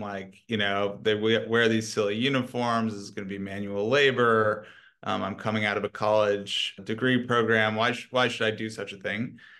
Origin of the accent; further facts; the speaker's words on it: Washington, District of Columbia, United States; moved away as an adult; I grew up in Washington, D C